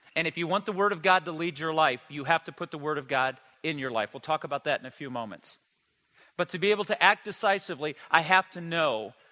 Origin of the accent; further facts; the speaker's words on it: United States; I was born and raised in the United States